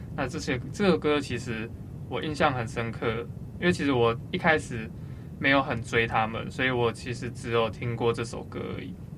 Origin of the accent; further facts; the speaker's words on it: Taiwan; 我们台湾人